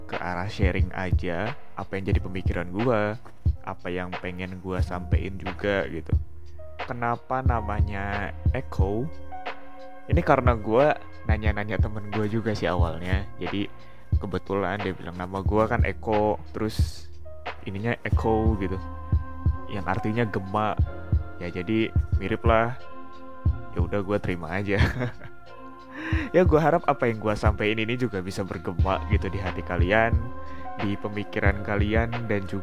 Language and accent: Indonesian; Bandung, West Java, Indonesia; Gue adalah seorang mahasiswa saat ini dan gue orang Bandung. Cuman gue sekolah di Malang.